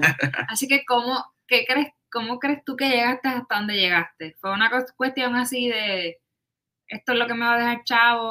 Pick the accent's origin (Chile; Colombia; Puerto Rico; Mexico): Puerto Rico; Yo soy del pueblo de Macao. Así que en, Puerto Rico